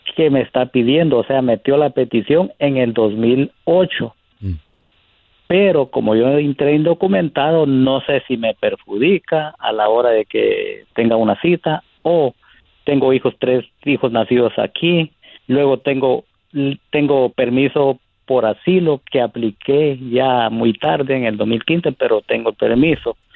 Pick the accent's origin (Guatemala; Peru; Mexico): Guatemala; now in United States; Soy guatemalteco